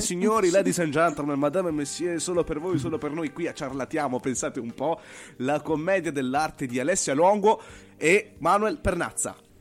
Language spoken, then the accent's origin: Italian; Apulia, Italy; io sono pugliese